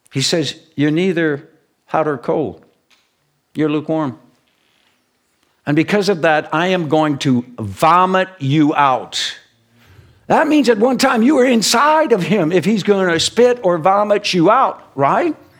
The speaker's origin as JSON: {"language": "English", "country": "United States", "tie": "born or raised there", "said": "I'm very proud to be born and raised in the United States of America"}